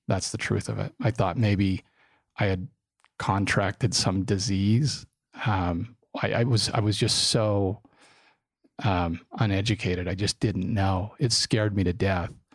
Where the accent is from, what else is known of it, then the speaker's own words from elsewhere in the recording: Draper, Utah, United States; I grew up in Draper when Draper wasn't a cool place to to live. It was a little farming community